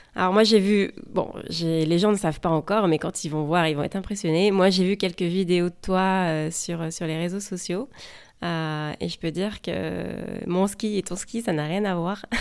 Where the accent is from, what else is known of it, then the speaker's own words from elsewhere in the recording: France; also born or lived in West Coast, United States; now in United States; je suis française et je vous parle depuis la côte ouest des États-Unis.